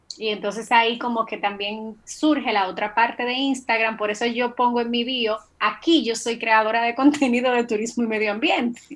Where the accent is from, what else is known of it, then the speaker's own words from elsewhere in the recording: Dominican Republic; soy una dominicana que, la verdad, se siente muy orgullosa de la tierra en que nació